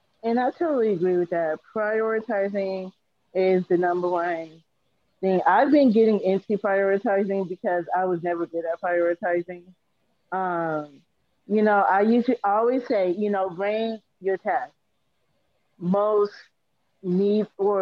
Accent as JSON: {"language": "English", "town": "Seattle", "region": "Washington", "country": "United States", "said": "I have a associate's, bachelor's, and master's degree, and I am from Seattle, Washington."}